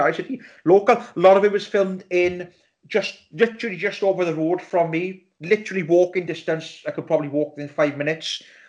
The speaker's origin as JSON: {"language": "English", "region": "South Wales", "country": "United Kingdom", "said": "We are a Welsh podcast. We're all Welsh. We're all from the South Wales region."}